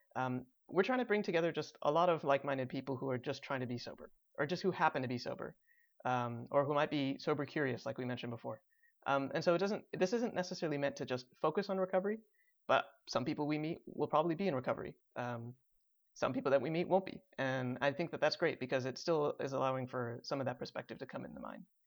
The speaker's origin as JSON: {"language": "English", "area": "Chicago suburbs", "region": "Illinois", "country": "United States", "tie": "born or raised there", "said": "I was also bo-, born and raised in the Chicago suburbs."}